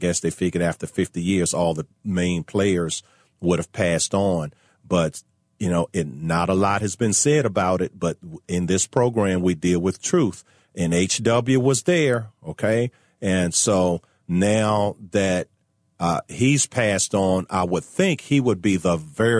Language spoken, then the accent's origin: English; Richmond, Virginia, United States; Richmond, Virginia, my hometown